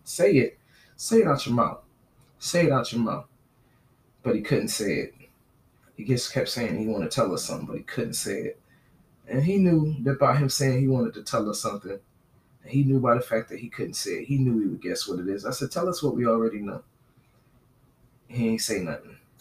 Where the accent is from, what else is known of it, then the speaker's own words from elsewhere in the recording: New York, New Jersey, United States; now in Southern United States; I'm from New Jersey, New York